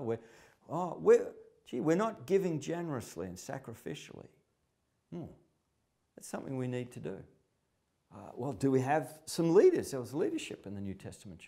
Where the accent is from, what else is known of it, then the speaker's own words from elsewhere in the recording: Melbourne, Victoria, Australia; I'm from Melbourne, a major city in, in, in Australia.